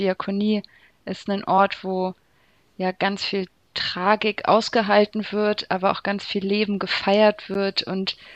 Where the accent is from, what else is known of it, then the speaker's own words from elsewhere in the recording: Hanover, Lower Saxony, Germany; ja, ich komme aus Hannover. Ähm, bestimmt wegen des Hochdeutsch